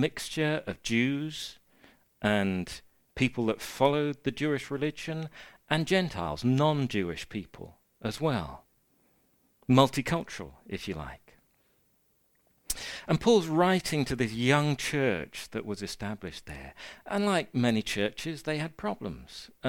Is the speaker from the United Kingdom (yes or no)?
yes; United Kingdom; as British, we have a huge amount of respect for the elderly and the disabled